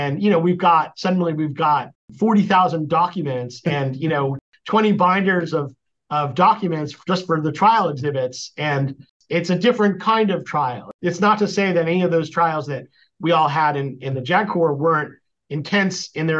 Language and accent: English; East Coast, United States; Sure. I grew up on the East Coast.